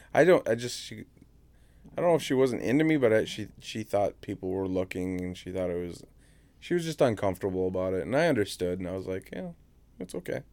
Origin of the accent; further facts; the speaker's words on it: Indiana, United States; moved away; I grew up in Indiana